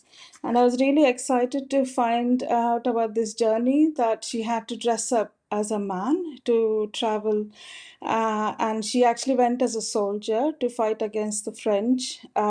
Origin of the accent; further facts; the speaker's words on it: South India, India; moved away as an adult; now in Peterborough, United Kingdom; I'm a visual artist based in Peterborough. I'm originally from South India and moved to the UK 25 years ago.